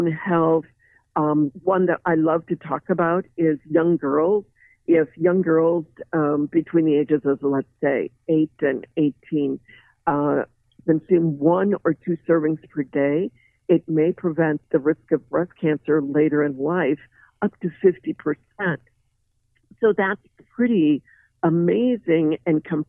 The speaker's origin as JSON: {"language": "English", "region": "Midwest", "country": "United States", "tie": "born or raised there", "said": "myself included, growing up in the Midwest"}